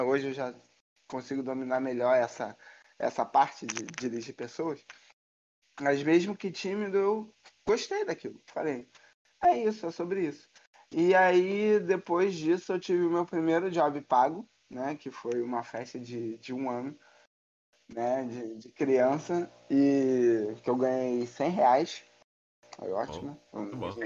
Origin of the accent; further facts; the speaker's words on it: Rio de Janeiro, Brazil; eu sou Rio de, do Rio de Janeiro, sou carioca da gema aí. Nascido e criado no Rio de Janeiro.